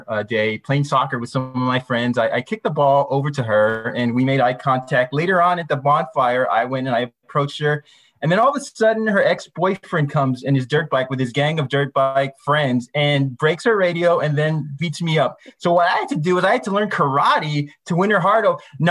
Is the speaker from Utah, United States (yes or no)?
no; Rio Grande Valley, Texas, United States; I'm from the Rio Grande Valley